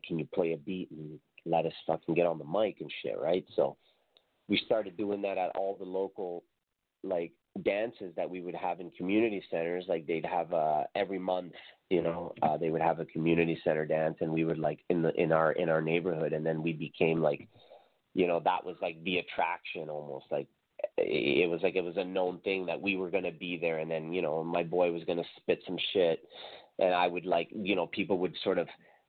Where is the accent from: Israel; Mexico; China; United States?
Mexico; now in Canada; I was from Mexico, and, you know, at the time I'd only been in Canada like 4 years